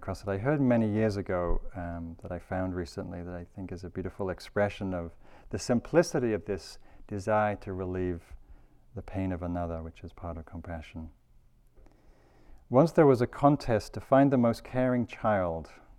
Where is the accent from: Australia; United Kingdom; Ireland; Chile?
United Kingdom; There's all these great stories from where I come from Britain, during the Second World War